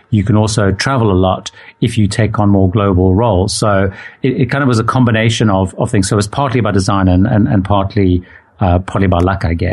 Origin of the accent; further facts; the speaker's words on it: Zimbabwe; originally I grew up in Zimbabwe